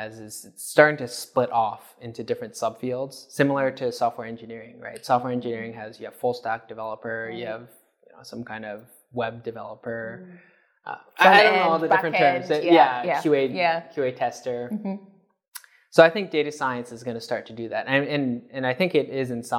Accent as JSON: {"language": "English", "country": "Canada", "tie": "born or raised there", "moved": "yes", "said": "I grew up in Canada"}